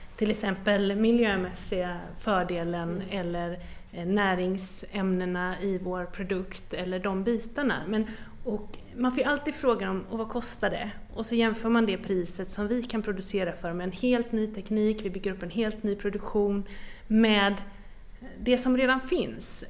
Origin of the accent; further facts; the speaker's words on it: western Sweden, Sweden; Jag kommer ju från västra Sverige